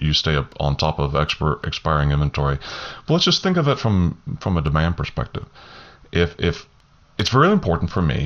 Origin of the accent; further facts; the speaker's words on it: Southeast Texas coast, United States; I grew up on the Southeast Texas coast, and we had hurricanes all the time